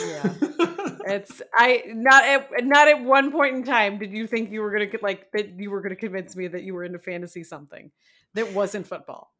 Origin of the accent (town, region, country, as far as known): Florida, United States; moved away